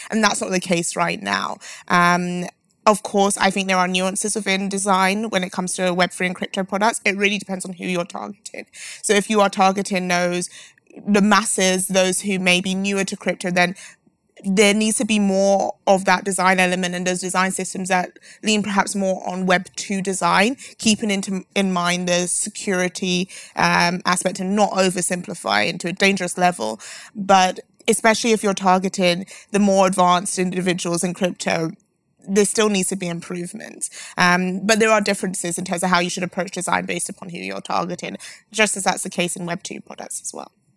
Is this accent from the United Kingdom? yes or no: yes; London, United Kingdom; I'm from London